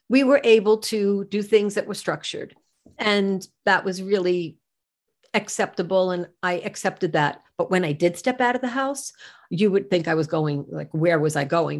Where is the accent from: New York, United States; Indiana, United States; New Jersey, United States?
New York, United States; I'm from New York